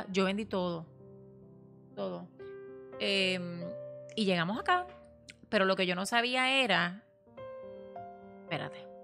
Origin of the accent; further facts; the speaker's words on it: Puerto Rico; moved away as an adult; now in United States; nosotros nos mudamos de Puerto Rico porque pues mi esposo, eh, ¿verdad? Había quedado sin trabajo.